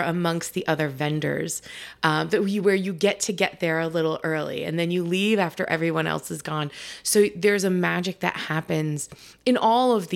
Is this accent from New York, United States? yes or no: yes; New York, United States; now in New Hampshire, United States; I'm originally from New York. And now I live up here in New Hampshire.